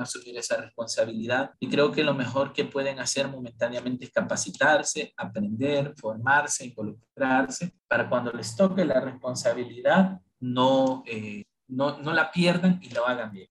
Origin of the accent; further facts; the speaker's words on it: Honduras; los hondureños somos una mezcla de todo